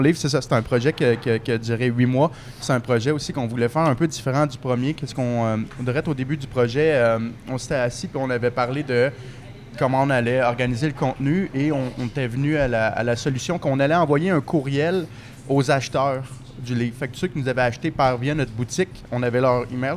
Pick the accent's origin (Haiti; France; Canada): Canada; Saint-Hubert, Quebec; now in Montreal, Canada; J'ai grandi à Saint-Hubert. Maintenant, j'habite à Montréal